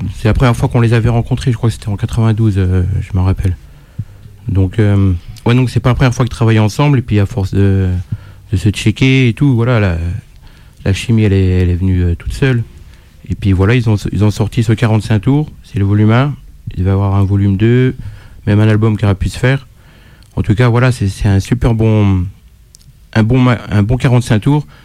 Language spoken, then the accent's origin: French; Dijon, Bourgogne-Franche-Comté, France; On est de Dijon tous les deux